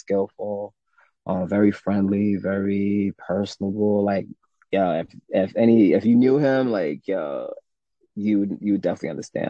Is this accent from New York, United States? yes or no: yes; New York, United States; born or raised there; also born or lived in Jamaica